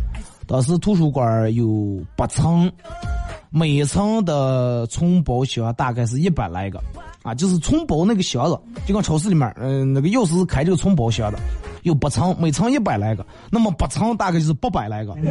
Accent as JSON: {"language": "Chinese", "region": "Northeast China", "country": "China", "tie": "born or raised there", "said": "二哥，呃，带我一个朋友，夏天时候带我一个朋友回我们老家，老家在东北，然后看到一个铁栏杆的时候。"}